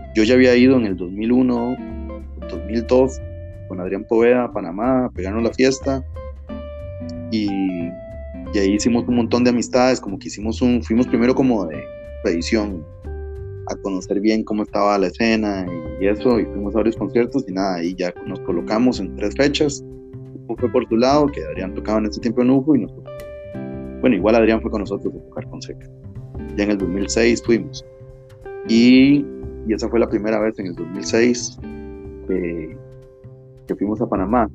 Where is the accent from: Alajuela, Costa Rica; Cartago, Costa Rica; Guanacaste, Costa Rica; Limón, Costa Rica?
Cartago, Costa Rica; Turrialba; Nosotros somos secas, somos de Turial